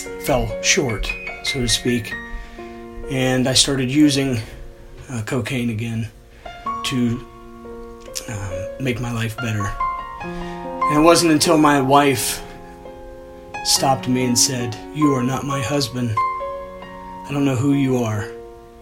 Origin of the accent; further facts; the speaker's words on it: DeGraff, Ohio, United States; now in Galena, United States; I'm originally from DeGraff, Ohio.